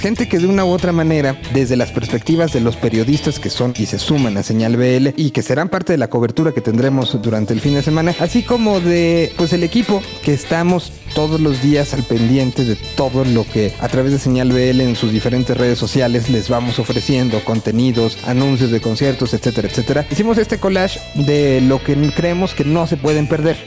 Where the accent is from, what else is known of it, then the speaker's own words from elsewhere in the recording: Mexico; como mexicanos